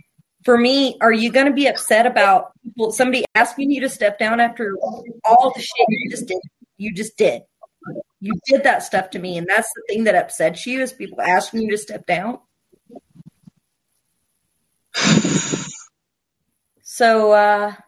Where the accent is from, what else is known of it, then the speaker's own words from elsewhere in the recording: Appalachia, United States; I'm from Appalachia. I grew up in a trailer park.